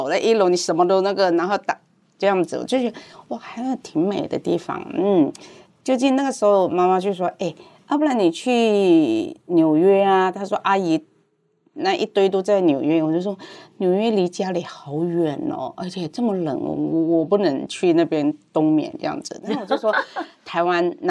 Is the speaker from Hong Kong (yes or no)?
yes; Hong Kong; Chinese is a second language; moved away as an adult; now in Taiwan; 我是，嗯，我是在香港长大，十八岁的时候才来台湾读书。